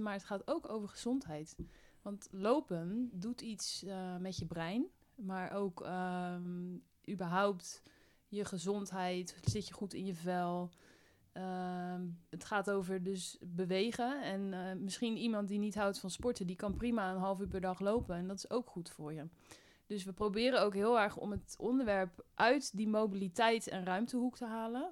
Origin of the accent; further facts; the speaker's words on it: Spijkenisse, South Holland, Netherlands; moved away as an adult; now in Utrecht, Netherlands; En ik kom oorspronkelijk uit Spijkenisse.